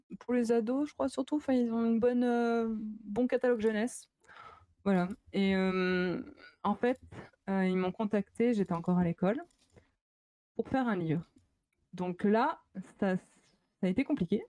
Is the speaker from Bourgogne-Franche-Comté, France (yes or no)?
yes; Chalon-sur-Saône, Bourgogne-Franche-Comté, France; moved away as an adult; also born or lived in Lyon; je viens de Chalon-sur-Saône